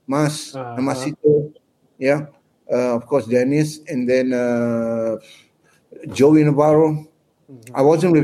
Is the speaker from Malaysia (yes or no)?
yes; Malaysia; moved away as an adult; I'm from Malaysia